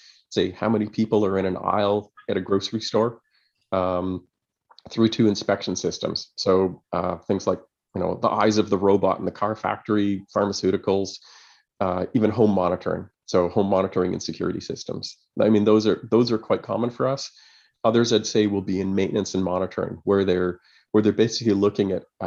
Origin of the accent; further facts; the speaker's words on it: Montreal, Quebec, Canada; moved away; also born or lived in Kingston, Canada / Ottawa, Canada; I'm originally from Montreal. Went to school there.